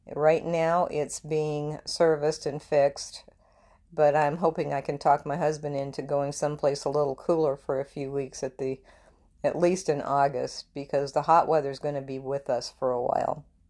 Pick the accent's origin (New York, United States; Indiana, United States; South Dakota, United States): South Dakota, United States; Murdo; now in Texas, United States; I grew up in South Dakota